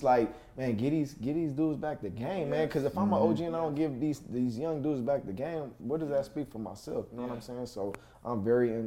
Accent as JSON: {"language": "English", "town": "Los Angeles", "region": "California", "country": "United States", "tie": "born or raised there", "said": "I'm born and raised here in Los Angeles, California"}